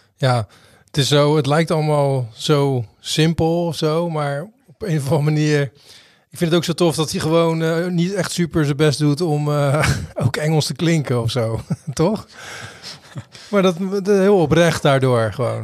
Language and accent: Dutch; Rotterdam, South Holland, Netherlands; we komen allebei uit Rotterdam